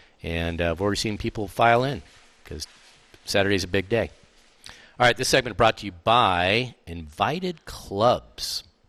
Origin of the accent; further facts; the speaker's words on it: Southern California, United States; I grew up in Southern California.